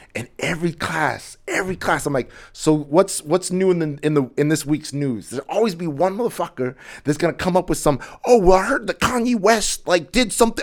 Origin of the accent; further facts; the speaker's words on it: Edmonton, Alberta, Canada; moved away as an adult; now in Toronto, Canada; I'm originally, like, I grew up in Edmonton